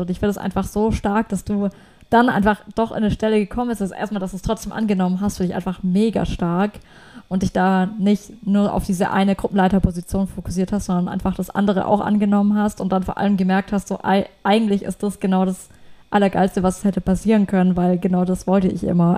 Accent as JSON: {"language": "German", "country": "Germany", "said": "bei uns in Deutschland"}